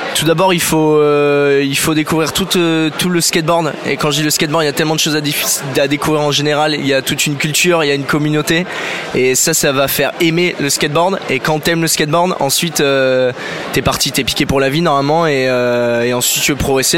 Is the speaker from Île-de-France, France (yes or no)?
no; Bordeaux, Nouvelle-Aquitaine, France; je suis bordelais